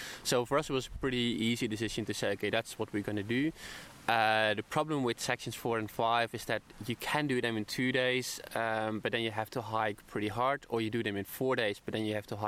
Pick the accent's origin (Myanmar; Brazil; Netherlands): Netherlands; now in Brisbane, Australia; I'm from the Netherlands, but I live in Brisbane at the moment